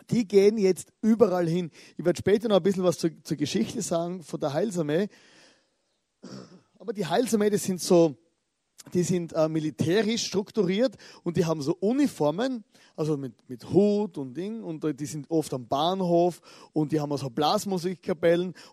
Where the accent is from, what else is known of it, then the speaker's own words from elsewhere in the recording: Styria, Austria; born there; ich bin geboren in der Südsteiermark in Österreich, also die Südsteier, dort wo ich geboren bin. Oder das ist ein kleines Dorf, 500 Einwohner.